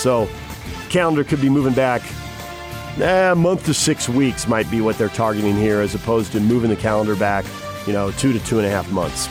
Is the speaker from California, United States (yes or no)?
yes; San Diego, California, United States; now in Salt Lake City, United States; growing up in San Diego